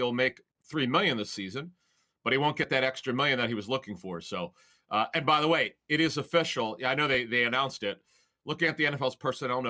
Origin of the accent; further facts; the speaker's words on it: Philadelphia, Pennsylvania, United States; As a kid growing up in Philly